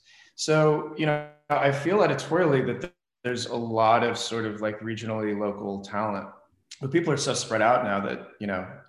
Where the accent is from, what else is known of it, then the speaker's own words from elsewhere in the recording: Midwest, United States; also born or lived in Los Angeles; now in Phoenix, United States; So I was, I went to school here, and then I'm originally from the Midwest.